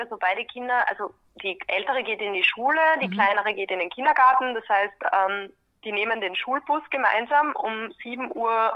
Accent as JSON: {"language": "German", "town": "Graz", "region": "Styria", "country": "Austria", "also_born_or_lived": "California / London", "moved": "as an adult", "lives_now": "Vienna, Austria", "said": "ich bin ursprünglich aus Graz"}